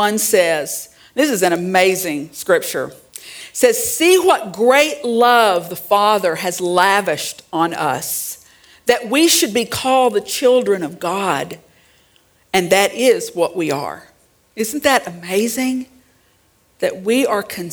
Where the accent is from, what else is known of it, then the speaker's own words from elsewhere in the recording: Central Arkansas, United States; I grew up in Central Arkansas